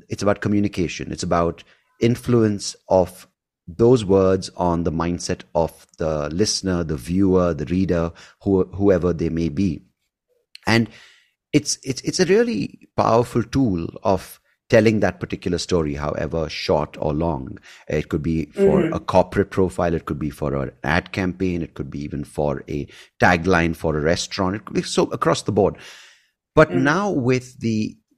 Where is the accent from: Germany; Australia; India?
India; I grew up in India